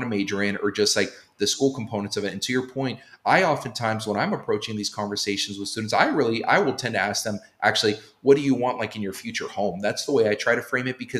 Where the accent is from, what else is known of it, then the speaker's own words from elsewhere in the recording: Southern California, United States; moved away as an adult; also born or lived in Boston; I'm half Latino from Southern California, grew up in a predominantly Latino and Black neighborhood.